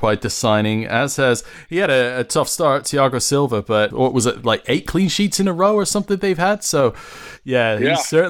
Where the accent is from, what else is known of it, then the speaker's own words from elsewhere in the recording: Winnipeg, Manitoba, Canada; I grew up in Winnipeg